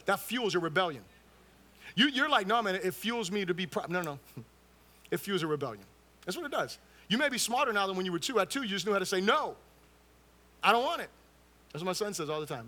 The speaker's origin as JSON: {"language": "English", "town": "Fort Lauderdale", "region": "Florida", "country": "United States", "tie": "born or raised there", "also_born_or_lived": "Miami, Florida", "lives_now": "Orlando, United States", "said": "I was born in Miami, right? Um, raised in Fort Lauderdale and moved up here to Orlando"}